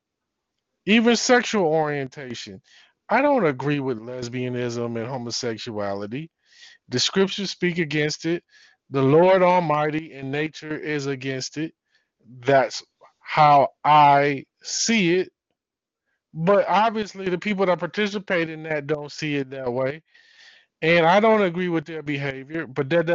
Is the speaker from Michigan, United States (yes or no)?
yes; Detroit, Michigan, United States; I'm from Detroit.